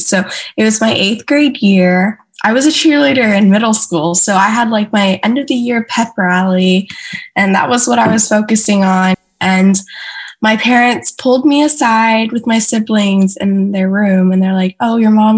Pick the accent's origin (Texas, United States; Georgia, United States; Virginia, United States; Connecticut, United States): Texas, United States; Houston; also born or lived in Katy, Texas; I am originally from Houston, Texas, was born and raised